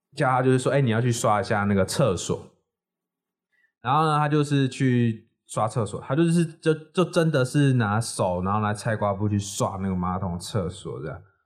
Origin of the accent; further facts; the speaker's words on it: Chiayi, Taiwan; 我们老家在那个嘉义